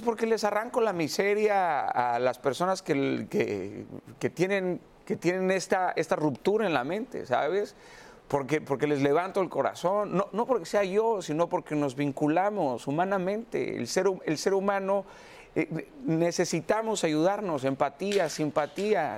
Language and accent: Spanish; Mexico; en mi país